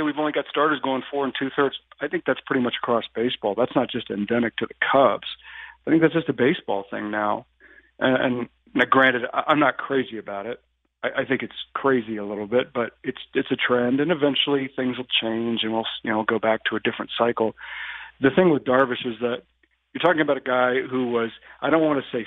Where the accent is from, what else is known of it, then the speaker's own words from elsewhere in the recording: Indianapolis, Indiana, United States; I grew up in Indianapolis.